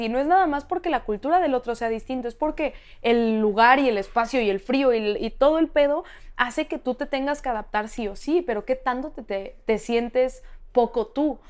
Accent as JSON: {"language": "Spanish", "country": "Mexico", "also_born_or_lived": "New York", "said": "cada vez que nos preguntaban de dónde eres, yo decía, México."}